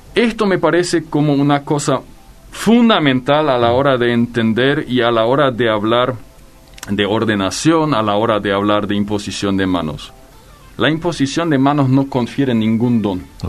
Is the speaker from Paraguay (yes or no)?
yes; Filadelfia, Boquerón, Paraguay; Yo crecí en el Chaco. En el Chaco, en Filadelfia particularmente